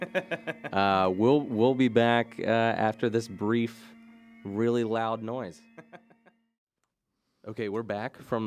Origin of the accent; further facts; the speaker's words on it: Maryland, United States; moved away as an adult; now in Delaware, United States; I am not a Delaware native. I am originally from Maryland, but like many people in this fine first state, a Delaware transplant